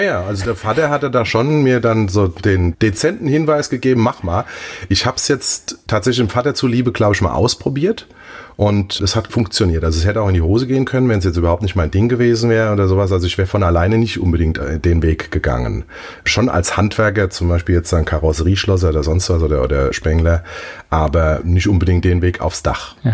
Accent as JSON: {"language": "German", "town": "Mainz", "region": "Rhineland-Palatinate", "country": "Germany", "tie": "born or raised there", "also_born_or_lived": "Zahlbach, Mainz", "said": "ich bin in Mombach groß geworden. Mombacher Bub."}